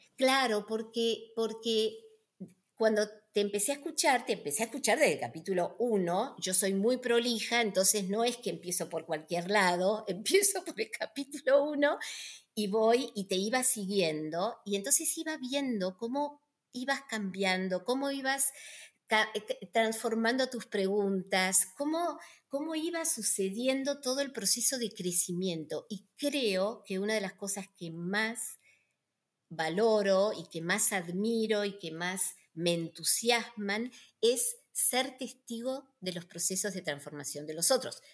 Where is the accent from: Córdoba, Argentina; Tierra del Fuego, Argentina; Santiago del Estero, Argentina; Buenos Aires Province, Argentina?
Buenos Aires Province, Argentina; Tandil; moved away as an adult; yo nací en Tandil